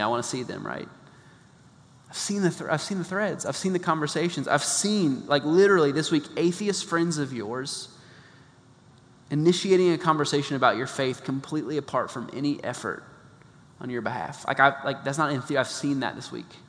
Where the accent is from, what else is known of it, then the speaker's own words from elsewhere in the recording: Midwest, United States; moved away; I grew up in the Midwest